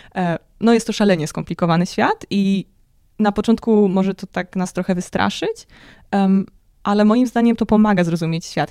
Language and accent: Polish; Poland; wychowałam się w takiej dość ateistycznej rodzinie, e, w bardzo religijnym kraju